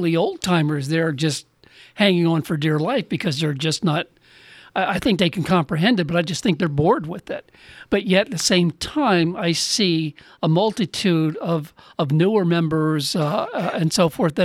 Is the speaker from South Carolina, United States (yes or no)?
yes; South Carolina, United States; moved away; the state that I was raised